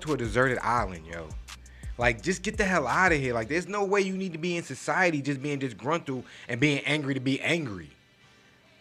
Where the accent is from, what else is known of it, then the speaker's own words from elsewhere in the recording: New York, United States; I'm from New York. All right? I'm from the town where we talk big shit